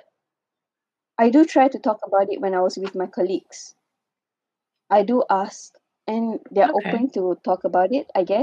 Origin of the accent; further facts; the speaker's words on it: Ipoh, Perak, Malaysia; moved away as an adult; also born or lived in Kuala Lumpur; I was from Ipoh, and when I moved to KL